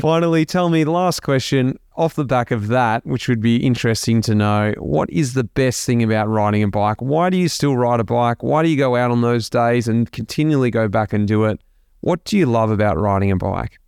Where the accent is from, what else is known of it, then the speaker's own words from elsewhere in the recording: Melbourne, Victoria, Australia; we're both from Melbourne, we're both from the north side of Melbourne